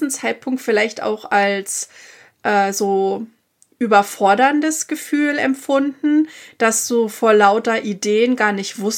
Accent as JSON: {"language": "German", "country": "Germany", "moved": "as an adult", "lives_now": "United States", "said": "wie man so als Deutscher gerade auch erzogen ist."}